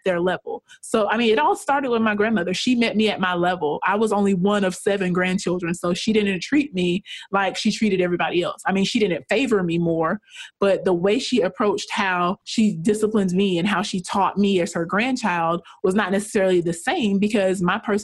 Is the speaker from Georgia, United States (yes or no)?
yes; rural Georgia, United States; I am from a very rural area of Georgia, very small town, no more than 5,000 people live in my hometown. And I grew up in a very economically disadvantaged environment.